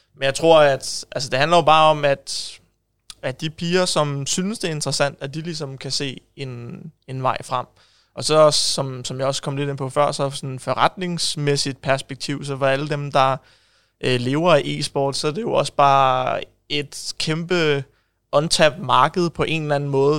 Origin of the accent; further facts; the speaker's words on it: Ishøj, Capital Region of Denmark, Denmark; jeg er født og opvokset i Ishøj